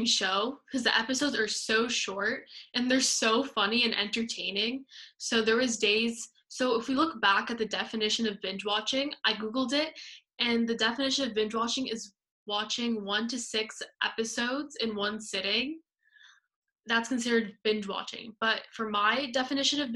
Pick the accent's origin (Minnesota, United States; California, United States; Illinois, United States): Illinois, United States; Chicago; I'm from Chicago